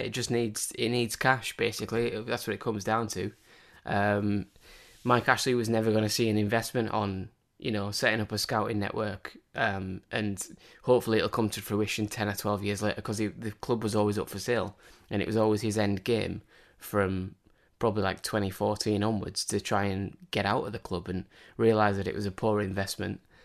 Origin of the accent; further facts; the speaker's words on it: Cumbria, North West England, United Kingdom; I grew up in Cumbria